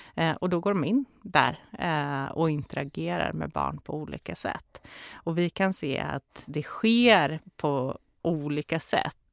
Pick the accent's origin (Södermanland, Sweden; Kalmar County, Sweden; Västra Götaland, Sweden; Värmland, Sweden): Värmland, Sweden; Karlstad; moved away; also born or lived in Stockholm; Jag är ju från Karlstad så jag är ju inte från Stockholm